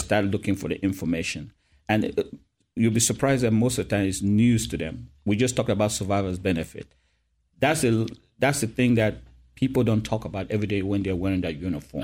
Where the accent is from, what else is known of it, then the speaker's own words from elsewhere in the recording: Cameroon; moved away as an adult; now in Fort Campbell, United States; I was born and raised in Cameroon, Africa